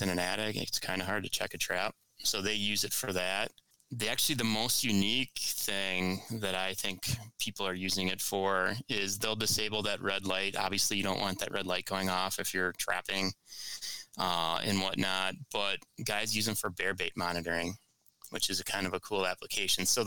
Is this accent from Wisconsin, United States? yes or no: yes; Lake Winnebago, Wisconsin, United States; now in Milwaukee area, United States; I grew up on Winnebago